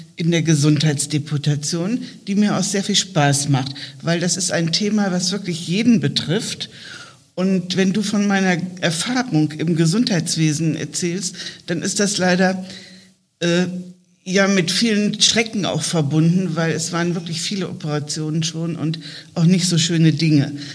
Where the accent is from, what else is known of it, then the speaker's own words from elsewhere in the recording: southern Lower Saxony, Germany; now in Bremen, Germany; aus meiner Heimat in Niedersachsen, südliches Niedersachsen, plattes Feld